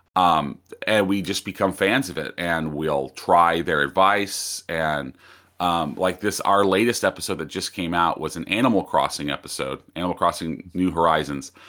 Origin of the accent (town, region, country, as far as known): United States